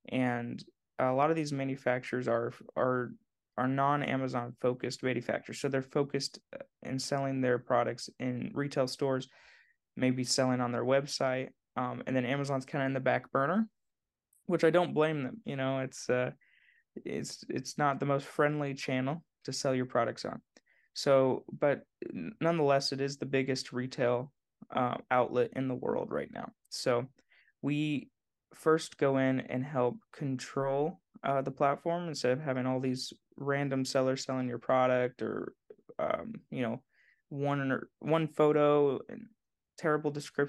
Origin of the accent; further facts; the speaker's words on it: Indiana, United States; Oh, man. Well, I grew up in Southern Indiana and I grew up in a cornfield